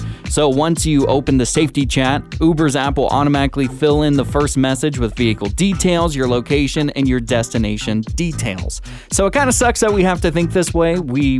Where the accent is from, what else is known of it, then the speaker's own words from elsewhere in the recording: Washington, United States; now in Sonoma County, United States; my home state of Washington